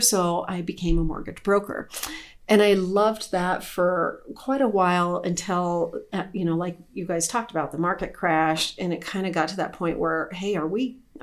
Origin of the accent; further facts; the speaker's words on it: Scottsdale, Arizona, United States; also born or lived in San Diego County, California; now in Evergreen, United States; I grew up primarily in Scottsdale. About half my child in Scottsdale and then the other half in San Diego County